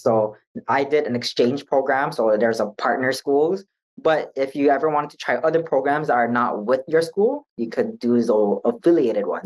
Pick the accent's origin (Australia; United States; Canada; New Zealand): United States; Hawaii; I was by myself from Hawaii